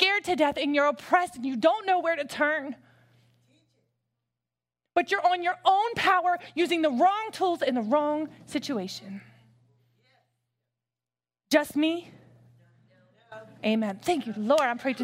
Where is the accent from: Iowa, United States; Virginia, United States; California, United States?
Virginia, United States; Hampton; I grew up in Hampton, Virginia